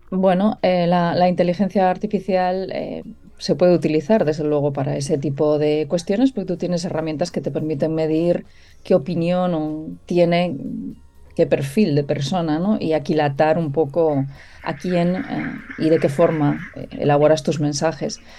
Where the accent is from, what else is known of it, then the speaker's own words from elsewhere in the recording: Galicia, Spain; soy gallega